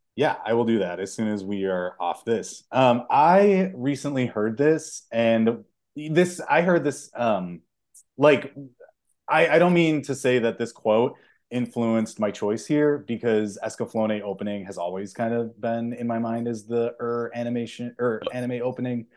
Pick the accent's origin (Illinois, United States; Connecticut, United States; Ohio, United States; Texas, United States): Illinois, United States; Chicago; I'm from Chicago